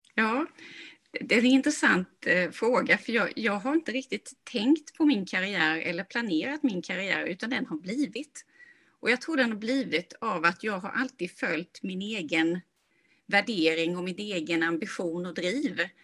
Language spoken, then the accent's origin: Swedish; Sweden; moved away as an adult; also born or lived in California; jag kommer från Småland då och sen så bodde jag och jobbade i Kalifornien